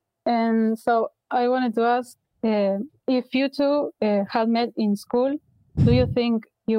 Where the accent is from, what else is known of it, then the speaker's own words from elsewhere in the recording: Uruguay; I'm from Uruguay